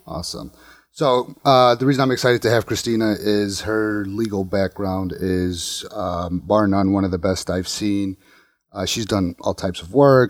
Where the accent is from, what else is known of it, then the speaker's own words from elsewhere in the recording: Bridgeview, Illinois, United States; I grew up in the South Side. I grew up in Bridgeview, or um, well, around Bridgeview area